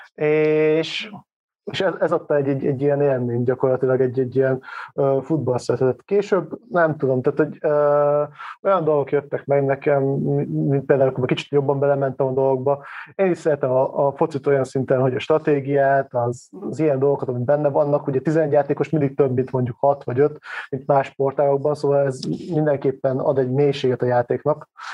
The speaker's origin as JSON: {"language": "Hungarian", "town": "Hévíz", "region": "Zala", "country": "Hungary", "tie": "born or raised there", "said": "én kisvárosba származom, tehát Hévíz nem olyan nagy város, mindenki focizott."}